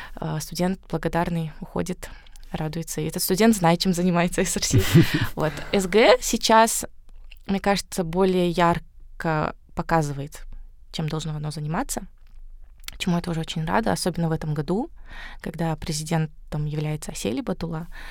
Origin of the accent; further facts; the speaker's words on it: Karaganda, Karaganda Region, Kazakhstan; moved away; also born or lived in Astana; я сама родом из Караганды.